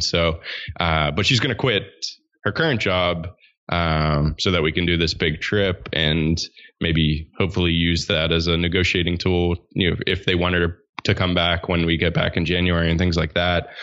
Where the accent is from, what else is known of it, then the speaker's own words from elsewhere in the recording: Pittsburgh, Pennsylvania, United States; I grew up in Pittsburgh, Pennsylvania